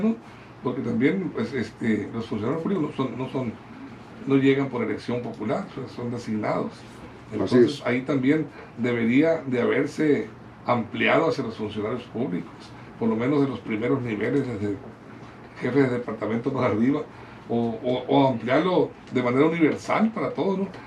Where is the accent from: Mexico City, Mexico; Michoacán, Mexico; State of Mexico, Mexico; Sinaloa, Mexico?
Sinaloa, Mexico; Guamúchil; fiel a mi pueblo, Guamuchil